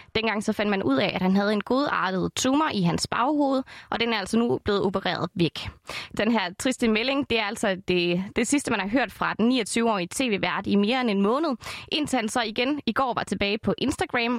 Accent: Esbjerg, Southern Denmark, Denmark; Esbjerg. Det er min hjemby.

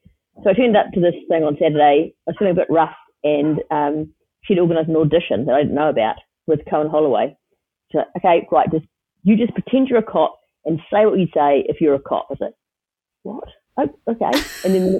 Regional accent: Wellington, New Zealand; I grew up in Miramar, which is right near the airport in Wellington

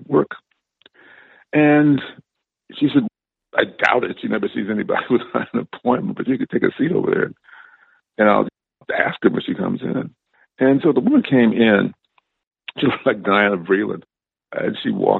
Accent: Cleveland, Ohio, United States; I grew up in Cleveland, Ohio

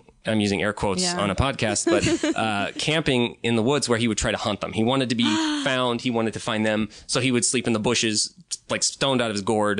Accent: Southern California, United States; now in Seattle, United States; as a kid, I grew up in Southern California

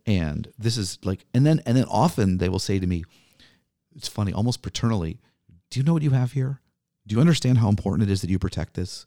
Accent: New Orleans, Louisiana, United States; now in Milwaukee, United States; I grew up in New Orleans

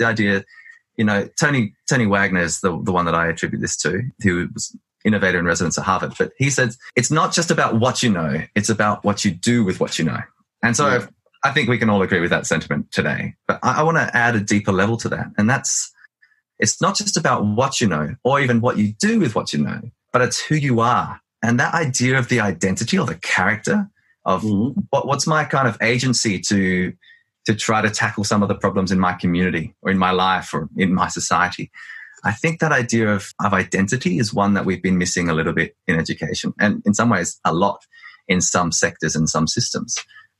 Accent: Australia; I mean, I'm an Australian, but I'm also of Greek ancestry. I'm also of Welsh ancestry. I'm also multilingual.

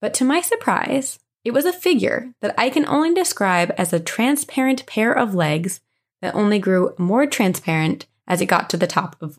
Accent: Raleigh, North Carolina, United States; I'm from the Raleigh area in North Carolina and moved around the area a lot as I grew up.

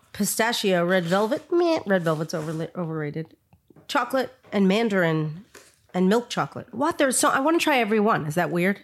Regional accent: New York, United States; I grew up in New York

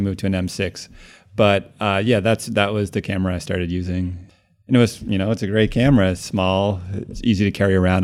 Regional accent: Cambridge, Massachusetts, United States; moved away as an adult; also born or lived in Connecticut; now in Brooklyn, United States; I grew up actually in Cambridge, Mass, and lived there my whole life until college, and then after oh. college moved to New York

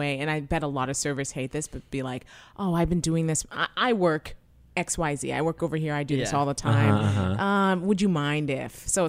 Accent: London, Ontario, Canada; I'm from London, Ontario, Canada, but a suburb outside of that.

